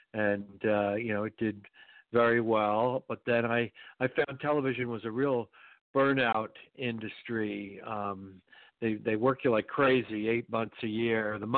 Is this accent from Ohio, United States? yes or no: no; northern New Jersey, United States; moved away as an adult; also born or lived in New York City / Virginia / Los Angeles; born Columbia Presbyterian Hospital, but grew up in northern New Jersey.